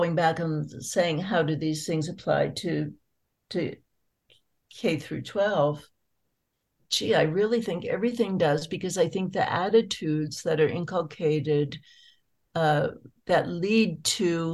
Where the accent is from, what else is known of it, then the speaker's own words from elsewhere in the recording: San Francisco Bay Area, California, United States; I grew up in the San Francisco Bay Area